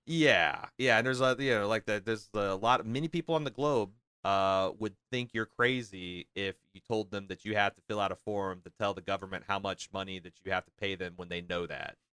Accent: United States; my whole life growing up as an American

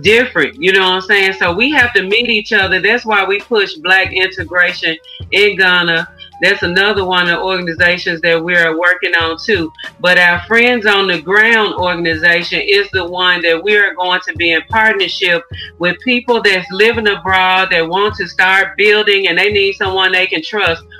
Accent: Memphis, Tennessee, United States; I'm born and raised in Memphis. I'm a Southern girl. I've been here all of my life outside of my travels.

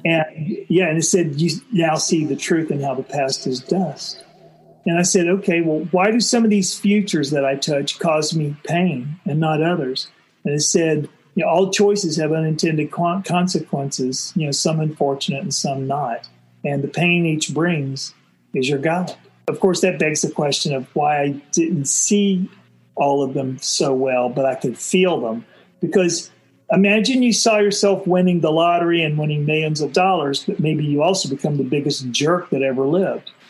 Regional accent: Florida, United States; I was growing up in Florida in the '60s

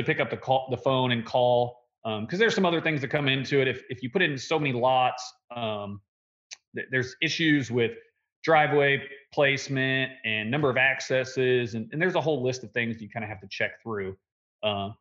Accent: De Soto, Kansas, United States; I actually live in DeSoto, Kansas. I'm 15 minutes from Lawrence, 15 minutes from Overland Park, 15 minutes from Olathe, 15 minutes from Shawnee. So there's a lot of workforce around us. Our hometown, there's nothing around here

